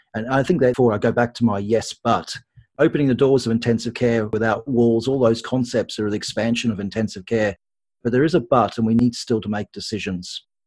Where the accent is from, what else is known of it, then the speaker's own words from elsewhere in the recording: Australia; accent: Australian; moved away as an adult; now in United Kingdom; Probably people can pick from my accent, I am Australian, so I've trained in Australia and the UK